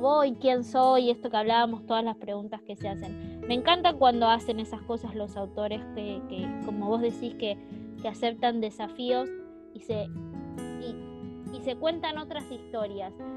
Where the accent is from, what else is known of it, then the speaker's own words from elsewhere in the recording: Argentina; nosotros por lo menos como, como lectoras argentinas